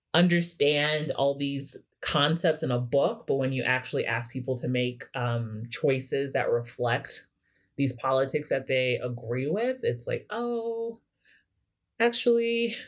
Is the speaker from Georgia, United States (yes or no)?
no; Kansas City, Missouri, United States; moved away; I'm from Kansas City, Missouri originally